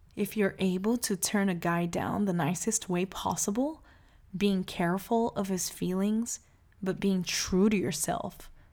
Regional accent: Salvador, Bahia, Brazil; I was born in Salvador, Bahia, Brazil, into a family of well known lawyers

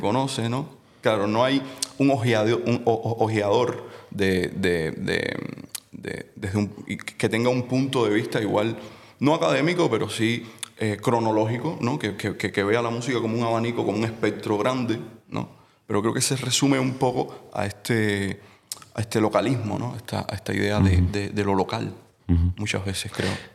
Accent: Havana, Cuba; moved away; yo nací en Cuba.

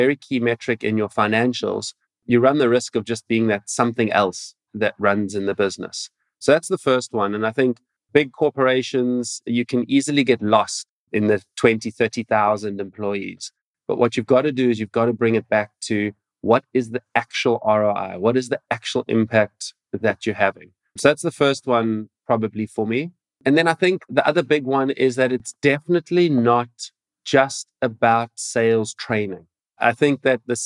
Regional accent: Cape Town, Western Cape, South Africa; I'm coming from South Africa, Cape Town. It's my home

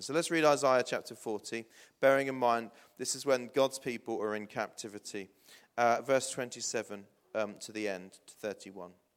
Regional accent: New Forest, South East England, United Kingdom; moved away as an adult; also born or lived in Blackfield / Hythe / Portsmouth; I grew up in the New Forest, for those of you that don't know. Lived in Blackfield and Hythe

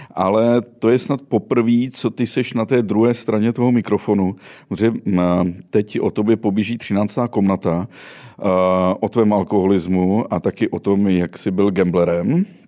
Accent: Sudetenland, Czechia; My jsme oba dva ze Sudet.

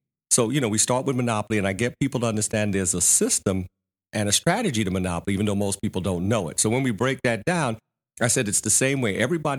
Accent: New York, United States; I came from New York, graduated, got a job working for a bank down here.

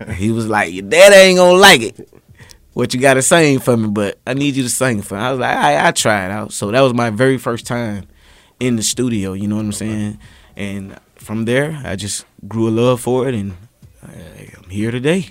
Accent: Quincy, Florida, United States; moved away; I'm from Quincy, Florida

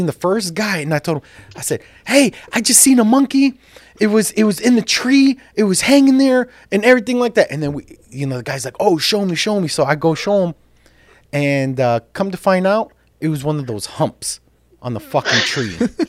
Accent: Jerusalem, Jerusalem District, Israel; I remember as a little child, I grew up in Jerusalem, right?

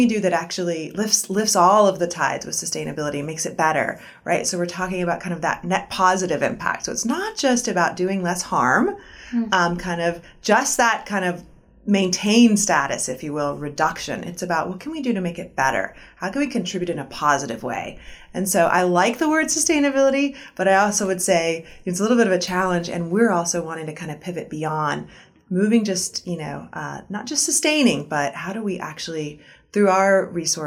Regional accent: South Florida, United States; now in Arkansas, United States; I grew up in Florida, in South Florida, near the ocean and in the Everglades

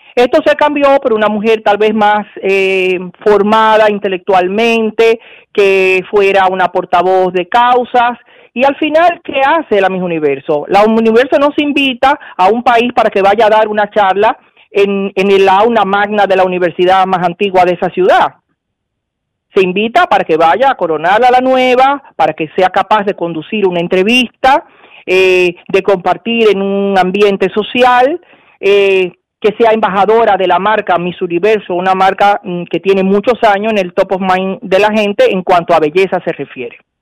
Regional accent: Dominican Republic; somos dominicanos

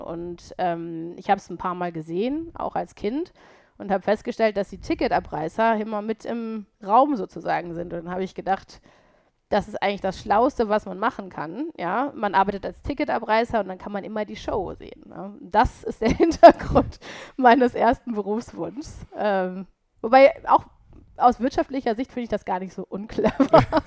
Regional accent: Paderborn, North Rhine-Westphalia, Germany; moved away as an adult; also born or lived in Cologne; now in Düsseldorf, Germany; ich komme ja aus Ostwestfalen, aus Paderborn

